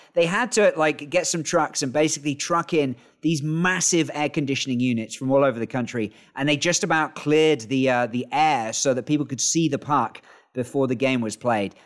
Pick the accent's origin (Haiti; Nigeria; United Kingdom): United Kingdom; York, Yorkshire and the Humber; now in China; I'm originally from York